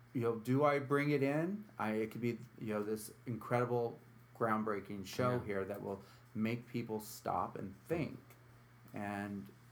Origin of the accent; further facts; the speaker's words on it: San Francisco, California, United States; moved away as an adult; also born or lived in New York City; now in Utica, United States; You know, I grew up in San Francisco in the late 80s and early 90s.